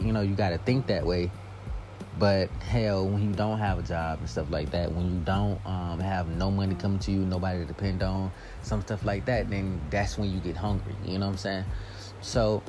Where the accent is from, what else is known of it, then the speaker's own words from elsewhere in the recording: United States; I'm from here. I was born here.